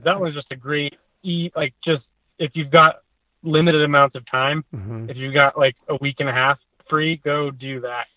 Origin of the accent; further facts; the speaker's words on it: United States; moved away; We're from the Tahoe area originally